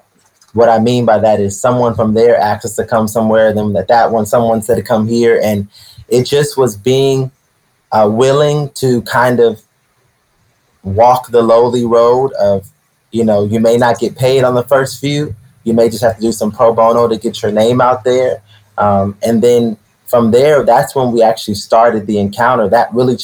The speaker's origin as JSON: {"language": "English", "region": "Maryland", "country": "United States", "tie": "born or raised there", "also_born_or_lived": "Florida / Brooklyn", "moved": "as an adult", "said": "I moved back to Maryland"}